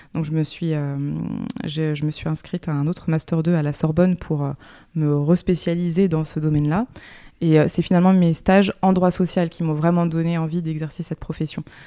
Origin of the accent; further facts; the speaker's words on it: Le Havre, Normandy, France; also born or lived in Paris; now in Nantes, France; J'ai passé mon enfance au Havre, en Normandie